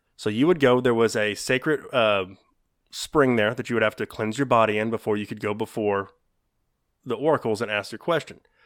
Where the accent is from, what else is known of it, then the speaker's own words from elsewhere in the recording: the South, United States; accent: Southern; That's my Southern accent